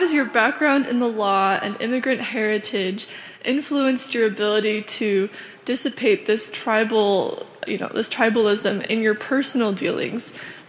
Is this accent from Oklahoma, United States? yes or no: no; Oregon, United States; I'm from Oregon, and I'm studying microbiology